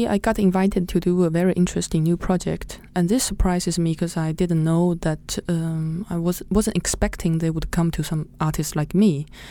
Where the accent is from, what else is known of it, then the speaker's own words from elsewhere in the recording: Nanjing, Jiangsu, China; moved away; my hometown. Which is? Which is Nanjing.